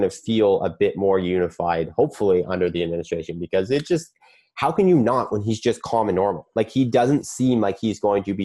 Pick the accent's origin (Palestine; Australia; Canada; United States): Canada; as a Canadian